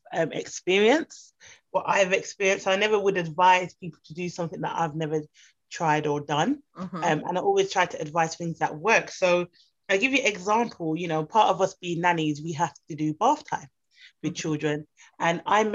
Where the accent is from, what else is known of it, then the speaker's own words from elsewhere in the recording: United Kingdom; I grew up, obviously, I'm Jamaican, British Jamaican. So I grew up where manners is very important.